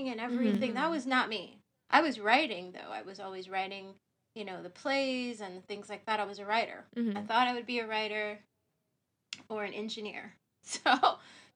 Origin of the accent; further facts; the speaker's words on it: Ohio, United States; moved away; I'm from Ohio, the other O state, not Oregon. So I grew up in Ohio